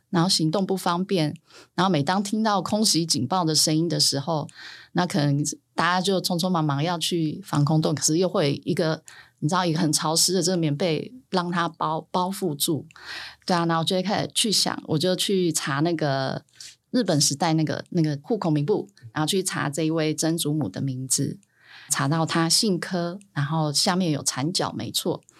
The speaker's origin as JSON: {"language": "Chinese", "area": "Sanchong", "region": "New Taipei", "country": "Taiwan", "tie": "born or raised there", "said": "我就是在三重出生长大"}